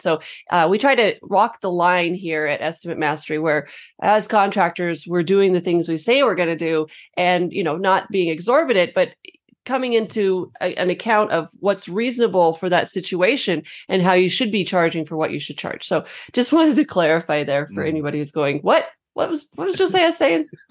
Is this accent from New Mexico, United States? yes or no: yes; New Mexico, United States; I'm from New Mexico, we have a lot of stucco